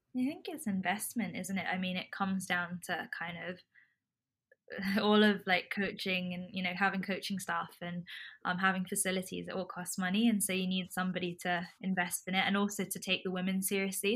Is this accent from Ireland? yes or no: no; Hong Kong; now in London, United Kingdom; We're Indian by descent. I grew up in Hong Kong.